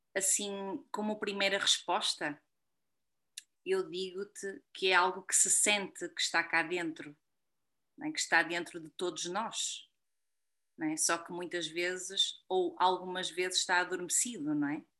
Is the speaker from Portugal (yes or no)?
yes; Portugal; como portuguesa